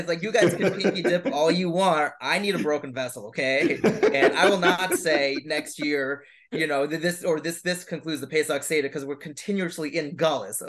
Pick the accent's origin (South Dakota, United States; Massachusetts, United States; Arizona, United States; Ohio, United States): Massachusetts, United States; Boston; I'm from Boston. I, I you know I I love here and I, and I want to stay here and I work here